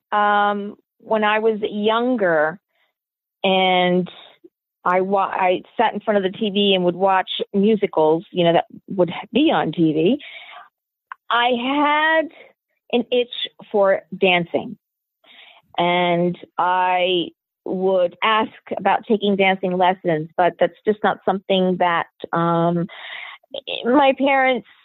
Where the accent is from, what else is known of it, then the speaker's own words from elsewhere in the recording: Queens, New York, United States; also born or lived in Long Island / New Jersey / Puerto Rico; so I was born in New York, New York.